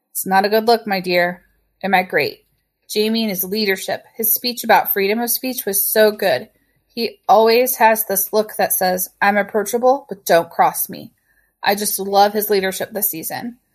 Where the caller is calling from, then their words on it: Central Illinois, United States; I'm calling from Central Illinois